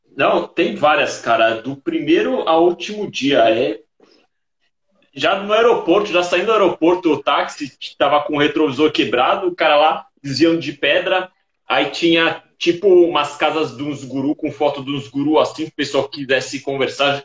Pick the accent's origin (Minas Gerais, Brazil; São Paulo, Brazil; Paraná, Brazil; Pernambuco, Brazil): São Paulo, Brazil; Santos; eu nasci em Santos.